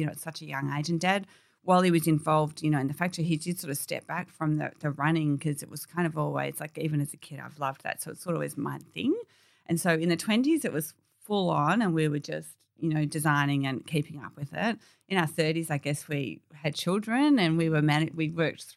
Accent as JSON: {"language": "English", "area": "Warrandyte", "region": "Victoria", "country": "Australia", "tie": "born or raised there", "said": "we grew up in Warrantine and we just sort of down to earth girls"}